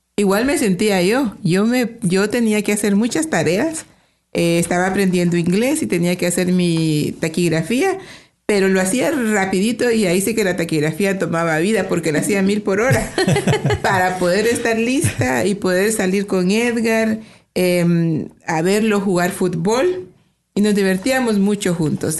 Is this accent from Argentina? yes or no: no; Guatemala; moved away as an adult; also born or lived in Chicago, United States; now in Toronto, Canada; somos de Guatemala. Los dos somos de Guatemala. Tenemos 31 años ah, de vivir en Canadá